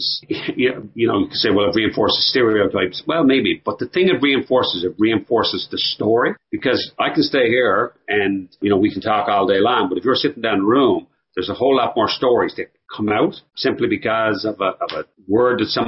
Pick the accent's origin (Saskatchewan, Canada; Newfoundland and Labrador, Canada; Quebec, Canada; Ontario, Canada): Newfoundland and Labrador, Canada; Tilting; when I was growing up in Tilting